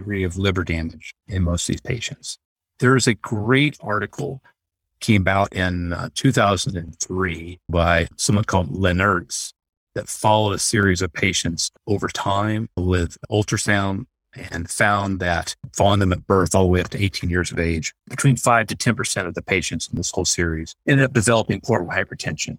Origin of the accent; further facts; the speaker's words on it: Texas, United States; moved away as an adult; now in Utah, United States; I grew up in Texas